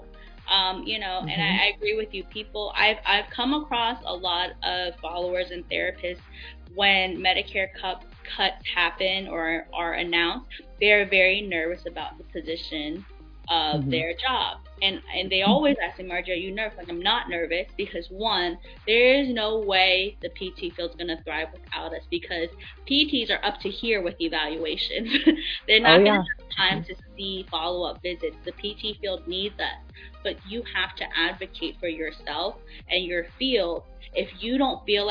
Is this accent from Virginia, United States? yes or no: yes; D.C., Virginia, United States; born or raised there